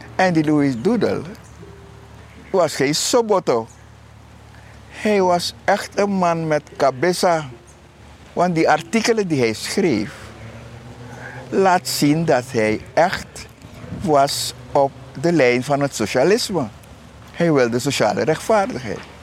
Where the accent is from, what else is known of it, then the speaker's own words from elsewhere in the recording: Suriname; wij als Surinamers